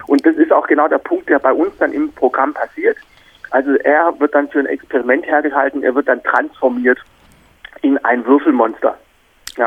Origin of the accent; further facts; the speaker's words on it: Black Forest, Baden-Württemberg, Germany; ich bin in Deutschland aufgewachsen. Also bin im, im Schwarzwald geboren